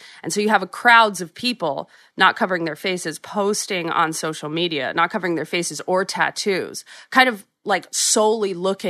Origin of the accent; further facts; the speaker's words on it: New York City, New York, United States; being a New Yorker